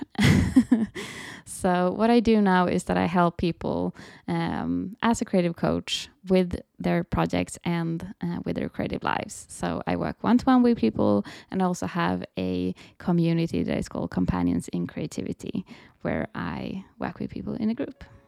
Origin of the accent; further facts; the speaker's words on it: Sweden; I am from Sweden, so I live in Sweden